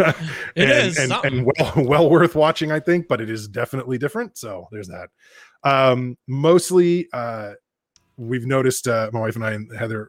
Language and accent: English; Northern California, United States; growing up in Northern California in the 90s